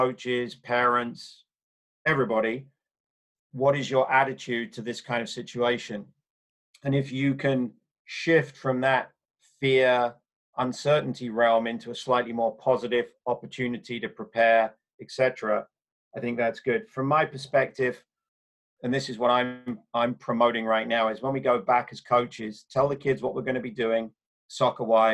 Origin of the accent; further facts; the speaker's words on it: England, United Kingdom; moved away; growing up in England in the 70s and 80s.